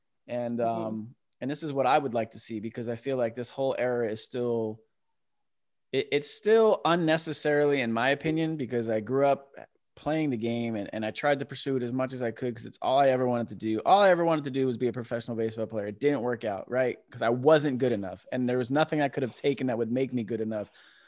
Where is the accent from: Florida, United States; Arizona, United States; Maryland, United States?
Florida, United States; now in California, United States; you and I grew up in Florida